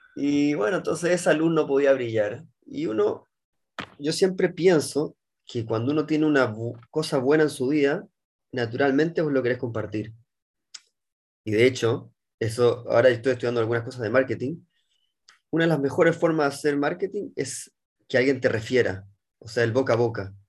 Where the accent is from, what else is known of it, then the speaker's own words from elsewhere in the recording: Chile; moved away as an adult; now in Israel; nacido y criado en Chile, abogado de profesión